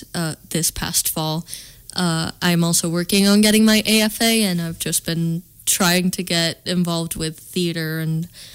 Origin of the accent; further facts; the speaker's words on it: Spain; moved away as an adult; now in United States; I'm not from the US. I was born in Spain and I lived there for many years.